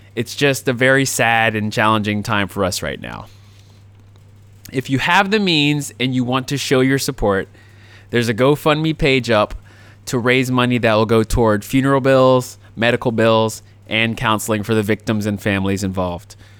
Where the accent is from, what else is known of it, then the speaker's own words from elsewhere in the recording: Jacksonville, Florida, United States; my hometown of Jacksonville, Florida